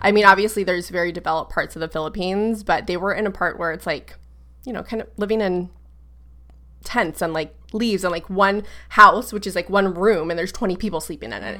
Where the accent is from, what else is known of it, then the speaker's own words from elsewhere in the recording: Brevard County, Central Florida, United States; I like to say Central Florida, like Orlando, 'cause no one really knows, like, Brevard County